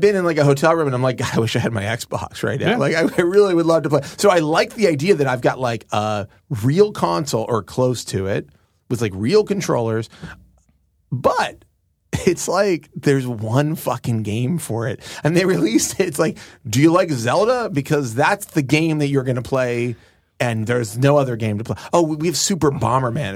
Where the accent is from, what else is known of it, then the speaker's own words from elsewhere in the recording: United States; I'm an American